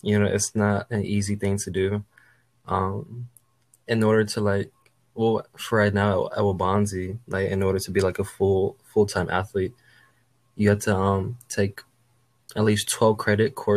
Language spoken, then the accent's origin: English; Aurora, Illinois, United States; also born or lived in Fairbanks, Alaska / Anchorage, Alaska; Originally I was born in Alaska. I was born in Fairbanks, and then I lived in Anchorage, Alaska for like probably half of my childhood until 2007, when I came to Aurora, Chicago, back in 2007.